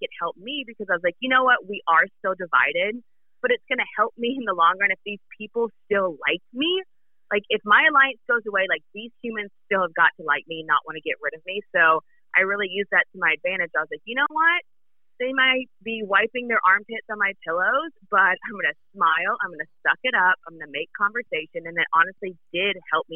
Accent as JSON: {"language": "English", "region": "the South", "country": "United States", "moved": "yes", "said": "But I love being from the South. I love being from a small town"}